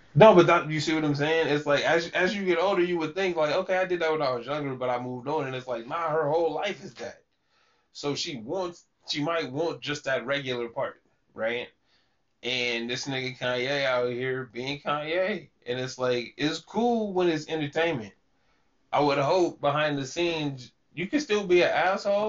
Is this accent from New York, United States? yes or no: no; Sacramento, California, United States; somebody that lived, born and raised in Sacramento